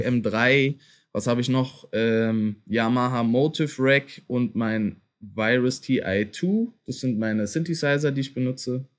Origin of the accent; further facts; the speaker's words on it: Berlin, Germany; dass ich auch Berliner bin